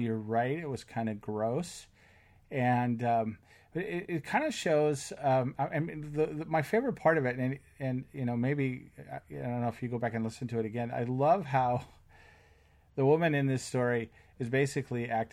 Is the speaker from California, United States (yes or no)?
yes; West Covina, California, United States; moved away as an adult; also born or lived in Utah / Oregon; now in Washington, United States; I grew up in West Covina, California